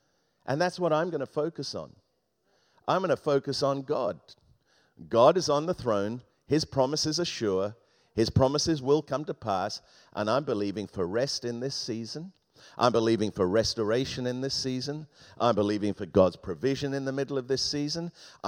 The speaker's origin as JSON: {"language": "English", "region": "England", "country": "United Kingdom", "tie": "born or raised there", "said": "We used to have a parrot, an African grey parrot, when I was growing up in England."}